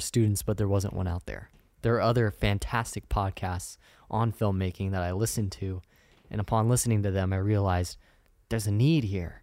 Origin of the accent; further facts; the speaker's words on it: Sacramento, California, United States; moved away as an adult; now in San Diego, United States; I'm from Northern California. I'm from Sacramento.